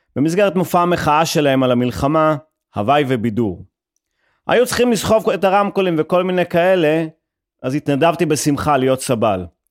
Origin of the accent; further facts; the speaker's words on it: Haifa, Haifa District, Israel; כחיפאי ושמוצניק